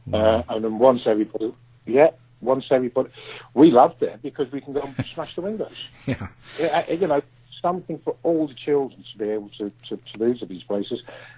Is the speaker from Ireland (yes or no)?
yes; Ireland; born there; I was born in Ireland.